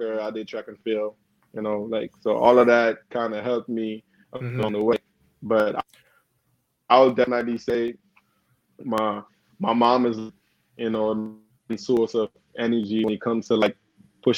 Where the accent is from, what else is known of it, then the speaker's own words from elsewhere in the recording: Grenada; moved away; also born or lived in Carriacou, Grenada / United States; I grew up on Grenada. Like, my nationality is Grenada, mm-hmm. but it's actually a smaller island, which is part of, you know, is a tri-island